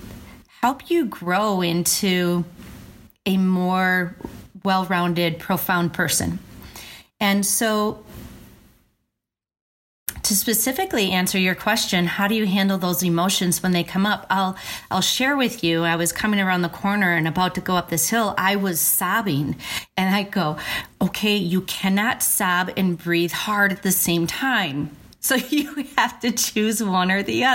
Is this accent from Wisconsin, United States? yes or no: yes; Verona, Wisconsin, United States; where I grew up in Verona